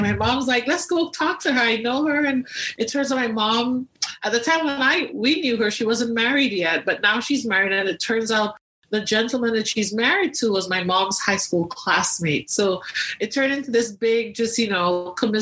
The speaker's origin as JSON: {"language": "English", "region": "Tobago", "country": "Trinidad & Tobago", "tie": "born or raised there", "said": "so I grew up in Tobago, the smaller island of the two in Trinidad and Tobago"}